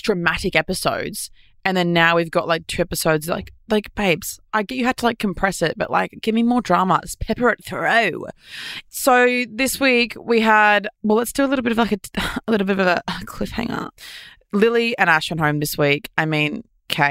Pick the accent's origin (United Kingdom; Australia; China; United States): Australia